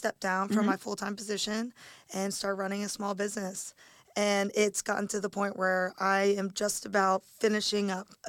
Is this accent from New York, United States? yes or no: no; Bethlehem, Pennsylvania, United States; I actually grew up in Bethlehem.